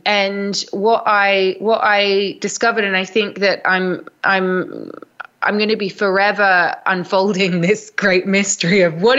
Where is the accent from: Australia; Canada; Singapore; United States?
Australia; also born or lived in London; now in Glastonbury, United Kingdom; so you can probably tell from my accent, I'm originally from Australia. I moved to London about 15 years ago, and now I live in Glastonbury in the southwest of England.